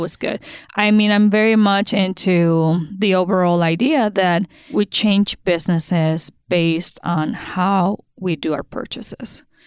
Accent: Sonora, Mexico; now in Kansas City, United States; I'm from Sonora, Mexico

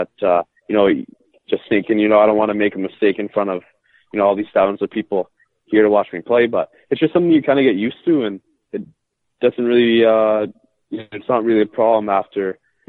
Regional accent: Toronto, Ontario, Canada; born there; also born or lived in Mississippi / Flint / Oklahoma / Orlando; I was born in Toronto, and my dad played professional hockey, so I actually lived in a lot of different places, like Mississippi and Flint and Oklahoma and Orlando and Jacksonville.

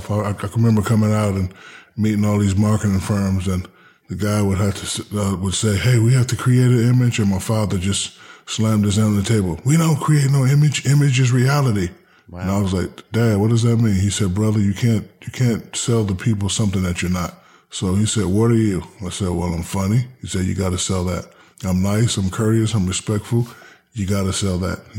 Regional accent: Newark, New Jersey, United States; also born or lived in Hinesville, Georgia / Germany / San Antonio, Texas; I'm I'm from Newark, New Jersey. Mm-hmm.

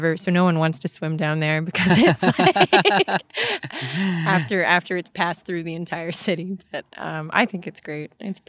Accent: Dallas, Texas, United States; moved away as an adult; now in Austin, United States; I'm from Dallas, actually.

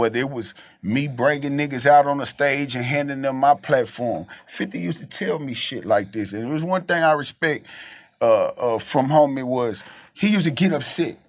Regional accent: the South, United States; I'm from the South

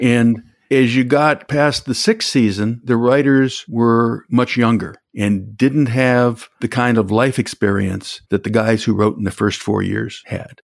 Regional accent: Chicago, Illinois, United States; I'm from Chicago

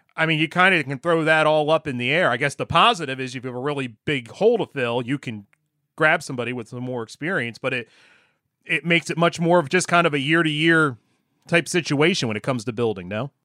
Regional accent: Gloucester County, New Jersey, United States; I grew up in South Jersey, more you know Gloucester County

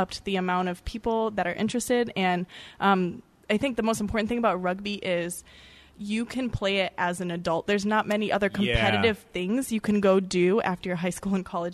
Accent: Massachusetts, United States; now in Tacoma, United States; we're from the East Coast, so this is Massachusetts

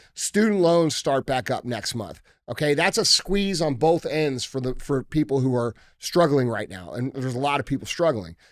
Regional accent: United States; I'm an American regular dude trying to care about what's going on in this country

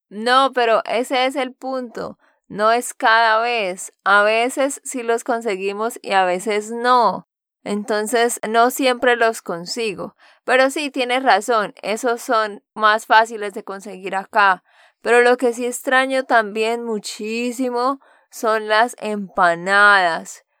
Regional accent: Santander, Colombia; de Santander, Colombia

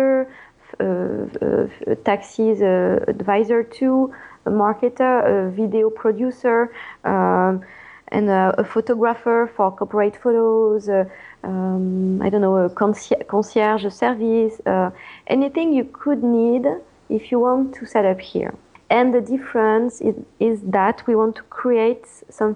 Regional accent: France; accent: French; English is a second language; moved away as an adult; now in California, United States; I won't lose my French accent

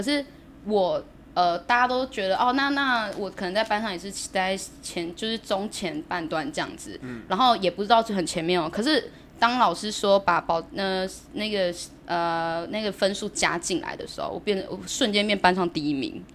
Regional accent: Pingtung County, Taiwan; now in Chiayi, Taiwan; 我是来自屏东台湾

